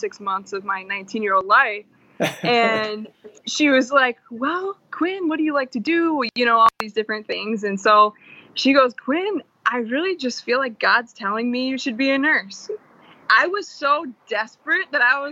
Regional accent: Jackson, Michigan, United States; moved away as an adult; now in Grand Rapids, United States; I'm from Jackson, Michigan, originally, Spring Arbor, more specifically

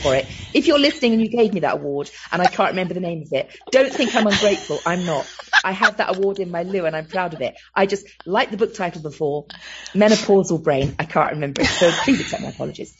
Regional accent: London, United Kingdom; accent: Cockney; moved away; I'm a Londoner who grew up on the Isle of Dogs in East London

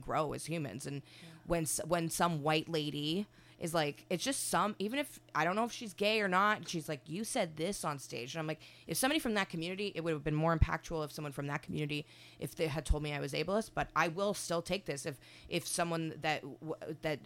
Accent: Winnipeg, Manitoba, Canada; moved away as an adult; now in Toronto, Canada; I'm from Winnipeg originally

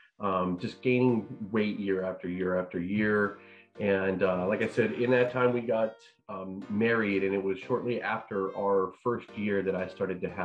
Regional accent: Northern New Mexico, United States; moved away as an adult; now in Texas, United States; growing up, I was an athlete, lived in Northern New Mexico, and went to school here in Texas.

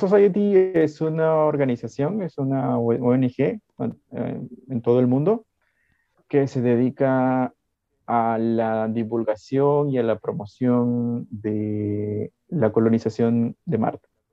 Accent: Piura, Peru; Como soy piurano y he crecido en, en, Arenales

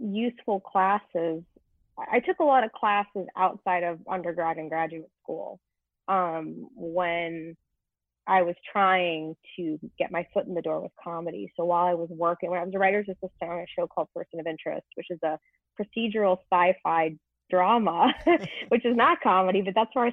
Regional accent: Santa Clarita, California, United States; Santa Clarita, is a really weird little place, 40 minutes north of Los Angeles.

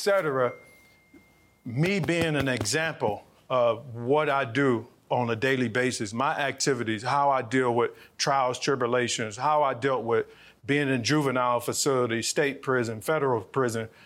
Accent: Cleveland, Ohio, United States; I'm from Cleveland, Ohio. Born and raised in Cleveland, Ohio. I still live in Cleveland, Ohio.

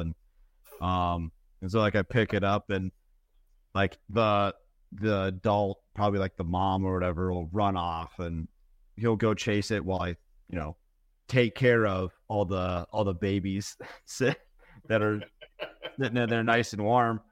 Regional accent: Minnesota, United States; I grew up in Minnesota, ten thousand lakes

